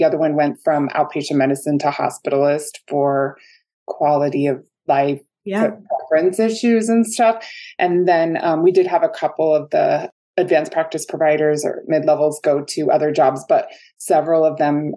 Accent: Anchorage, Alaska, United States; moved away as an adult; also born or lived in Arizona / Utah; now in Salt Lake City, United States; I was raised in Anchorage, Alaska, studied chemical engineering in Arizona, ended up in Utah for practice.

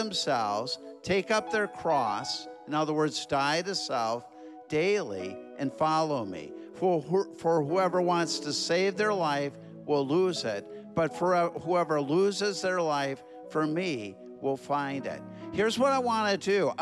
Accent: Minneapolis, Minnesota, United States; I'm from Minneapolis, Minnesota.

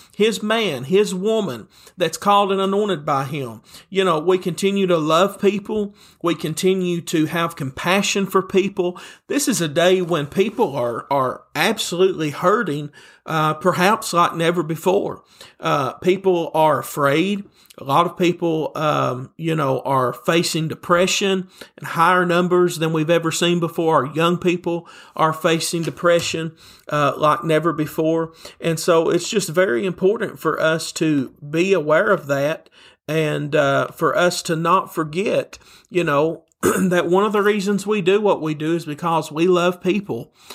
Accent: Tennessee, United States; a preacher from Tennessee, and you can probably tell that by my accent that you're hearing right now

